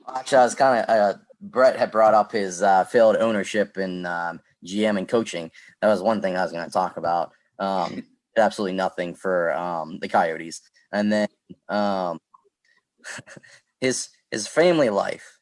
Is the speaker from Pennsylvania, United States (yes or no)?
yes; Pittsburgh, Pennsylvania, United States; I'm from Pittsburgh